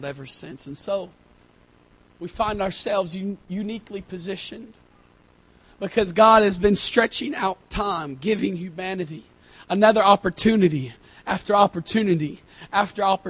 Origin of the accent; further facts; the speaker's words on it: United States; I'm from America